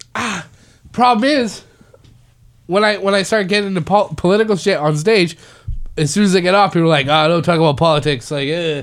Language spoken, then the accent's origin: English; Canada; now in United States; I'm Canadian